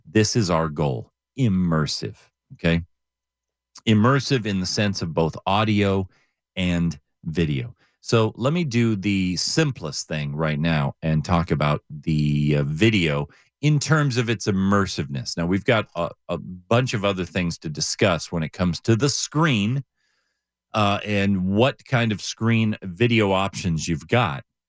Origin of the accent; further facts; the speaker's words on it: Southern California, United States; I grew up in Southern California